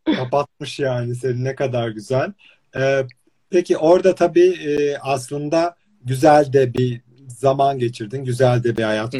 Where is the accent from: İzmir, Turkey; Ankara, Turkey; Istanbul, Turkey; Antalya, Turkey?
İzmir, Turkey; ben mesela İzmir'de doğup büyüdüm